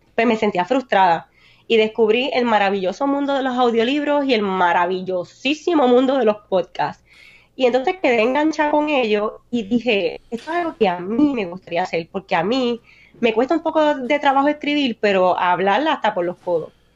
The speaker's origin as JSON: {"language": "Spanish", "town": "Naranjito", "country": "Puerto Rico", "said": "Yo soy una puertorriqueña de Naranjito"}